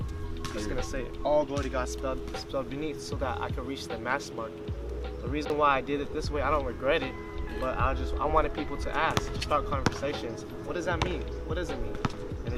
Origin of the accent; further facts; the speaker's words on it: San Diego, California, United States; being at State, and which is in my home city, and I can just go drive home in 20 minutes